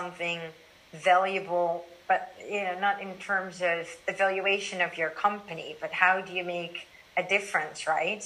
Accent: Amsterdam, North Holland, Netherlands; moved away as an adult; now in Shanghai, China; I'm originally from Amsterdam and my friends and family that are all here

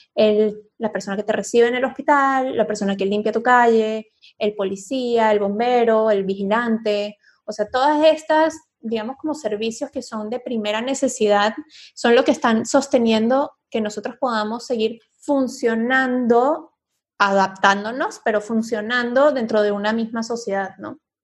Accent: Venezuela; moved away as an adult; Cuando yo salí de Venezuela y me vine a vivir para acá

